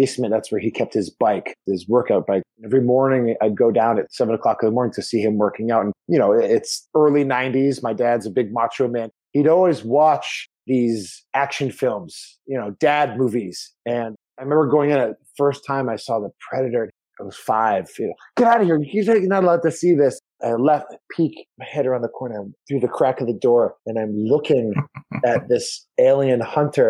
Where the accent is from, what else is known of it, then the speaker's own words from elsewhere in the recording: Lexington, Massachusetts, United States; moved away as an adult; also born or lived in Italy / Israel; now in Los Angeles, United States; I'm from Lexington, Massachusetts, USA